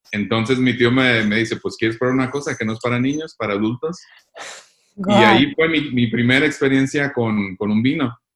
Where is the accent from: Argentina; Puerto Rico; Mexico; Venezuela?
Mexico; Michoacán; Eh, de Michoacán.